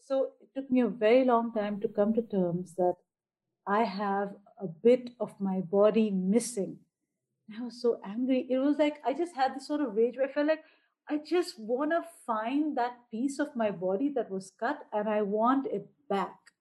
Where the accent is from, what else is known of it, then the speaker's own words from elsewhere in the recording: Bahrain; also born or lived in India; I live in Bahrain, which is a small island nation very close to Saudi Arabia, but nothing like Saudi Arabia. And uh, so I am an Indian by origin, but because we've been over here for a very long time, I am Bahraini